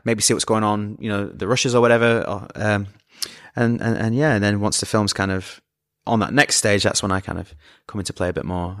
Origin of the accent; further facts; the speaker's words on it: Scunthorpe, Yorkshire and the Humber, United Kingdom; moved away; I'm from Scunthorpe